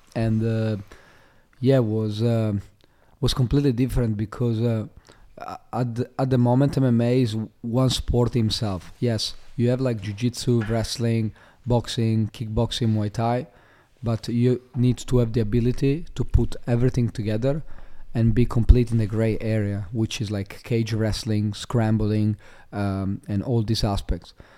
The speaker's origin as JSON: {"language": "English", "country": "Italy", "tie": "born or raised there", "also_born_or_lived": "Slovenia", "moved": "as an adult", "lives_now": "Australia", "said": "I was born in Slovenia, um, in a small, uh, town, um, close to the border to Italy. Uh, and, uh, when I was younger, when I was like, uh, three, four years old, I moved, uh, to Italy."}